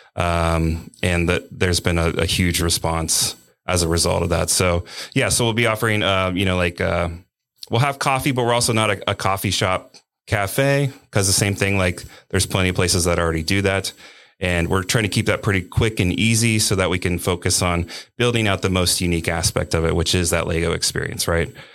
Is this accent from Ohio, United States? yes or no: yes; Cincinnati, Ohio, United States; I'm from Cincinnati